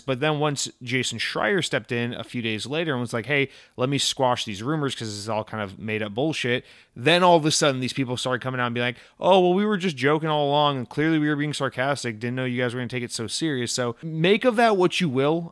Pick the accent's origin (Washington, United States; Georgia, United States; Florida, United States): Georgia, United States; moved away as an adult; I moved from Georgia.